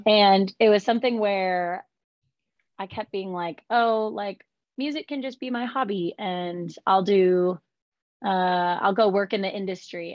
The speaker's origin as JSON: {"language": "English", "region": "California", "country": "United States", "tie": "born or raised there", "moved": "yes", "lives_now": "Nashville, United States", "said": "I grew up in California"}